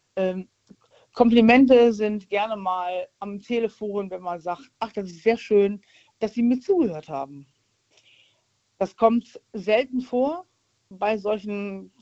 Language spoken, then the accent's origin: German; Rhineland, Germany; ich bin Rheinländer